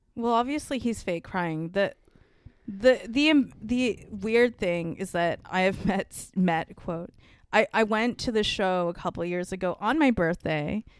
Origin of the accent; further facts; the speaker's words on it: Singapore; I'm, like, not actually even Chinese. I'm from Singapore